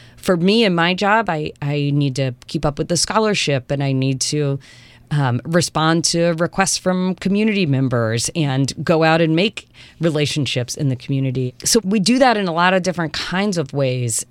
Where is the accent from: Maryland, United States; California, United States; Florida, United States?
Maryland, United States; Eastern Shore of; moved away as an adult; now in Portland, United States; I grew up on the eastern shore of Maryland, which is a rural place, um, to the east of Chesapeake Bay in Maryland